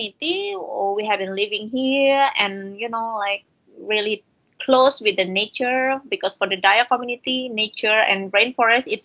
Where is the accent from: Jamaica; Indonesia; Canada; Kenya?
Indonesia; Kalimantan; I'm happy that I was born in Kalimantan. I'm proud to be someone that born in Kalimantan.